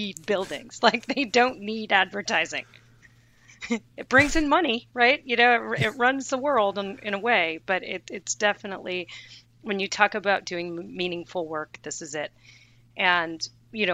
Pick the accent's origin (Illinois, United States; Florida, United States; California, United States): California, United States; Bay Area; I grew up in the Bay Area